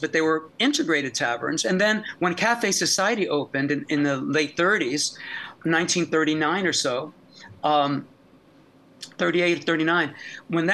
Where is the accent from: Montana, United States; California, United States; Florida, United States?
Florida, United States; I grew up in Florida